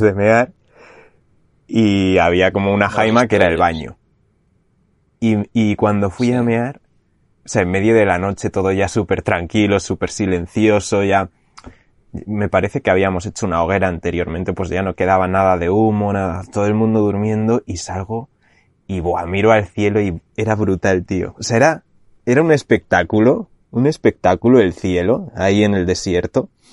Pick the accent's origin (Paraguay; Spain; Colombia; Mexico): Spain; Segovia, Castile and León; moved away as an adult; now in Canary Islands, Spain; mi pueblo de Segovia